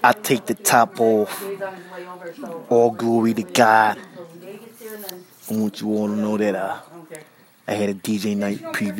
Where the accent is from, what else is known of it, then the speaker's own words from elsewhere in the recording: New York, United States; I was raised in New York